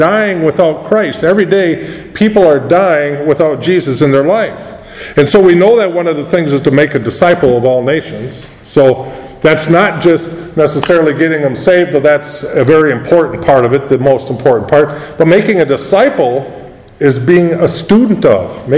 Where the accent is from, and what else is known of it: United States